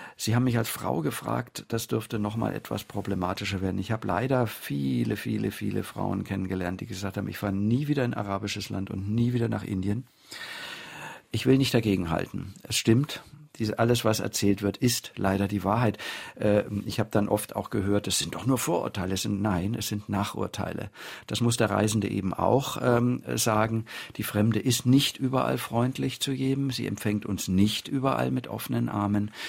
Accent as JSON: {"language": "German", "country": "Germany"}